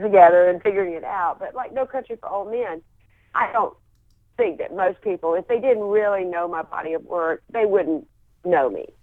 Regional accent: Wilmington, North Carolina, United States; also born or lived in Atlanta / Charlotte; then I grew up in Wilmington, and we moved to Wilmington when I was 11, and then I spent the rest of my time in Wilmington.

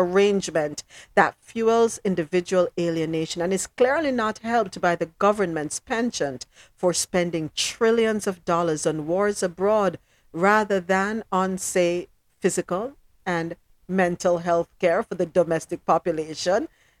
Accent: Austin, Texas, United States; When I was growing up in Austin, Texas, I thought it was entirely normal for an 8-year-old to be shooting beer cans off fence posts with my parents' friend's pistol.

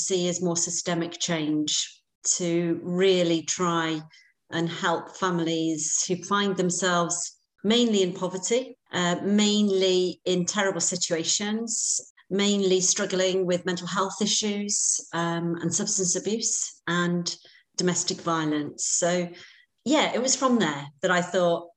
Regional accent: Wrexham, Wales, United Kingdom; also born or lived in Cardiff; born and brought up in Wrexham in North Wales

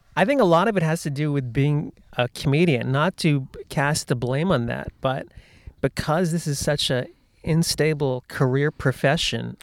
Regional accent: United States; I grew up in the United States

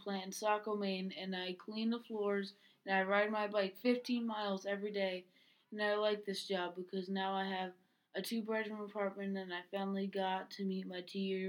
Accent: DR Congo; now in United States; I came from the Dominican Republic of Congo, which is the second largest country in Africa.

